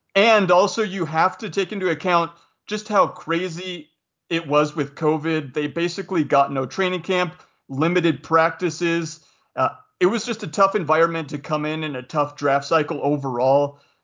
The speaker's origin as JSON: {"language": "English", "town": "Spokane", "region": "Washington", "country": "United States", "tie": "born or raised there", "also_born_or_lived": "Utah", "said": "I grew up in Spokane, Washington."}